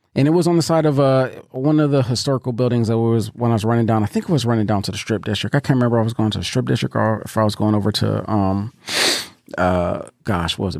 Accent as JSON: {"language": "English", "town": "Pittsburgh", "region": "Pennsylvania", "country": "United States", "moved": "yes", "lives_now": "Columbus, United States", "said": "I'm from Pittsburgh. Um, and for those that don't know, I live in Columbus, Ohio now"}